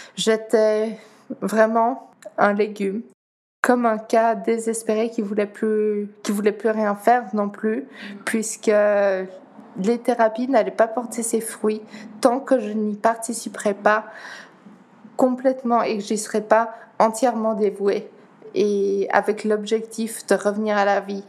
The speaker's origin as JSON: {"language": "French", "region": "Geneva", "country": "Switzerland", "tie": "born or raised there", "also_born_or_lived": "Netherlands", "first_language": "Dutch", "second_language": "French", "said": "je suis née à Genève, d'origine néerlandaise par mes parents, donc euh, c'est ma langue maternelle également. J'ai appris le français à l'école"}